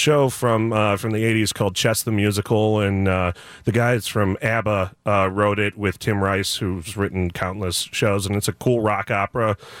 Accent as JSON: {"language": "English", "town": "Buffalo Grove", "region": "Illinois", "country": "United States", "tie": "born or raised there", "also_born_or_lived": "Highland Park, Illinois", "lives_now": "Glenview, United States", "said": "Well, I was born in Highland Park and then was raised in Buffalo Grove, and now my wife and I live in Glenview."}